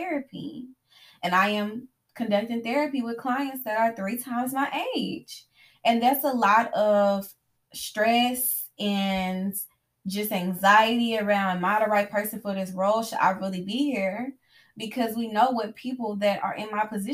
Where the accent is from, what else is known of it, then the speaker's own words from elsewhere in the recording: the South, United States; me growing up in the South, being Black, being female, I have been conditioned from a young age to talk to my elders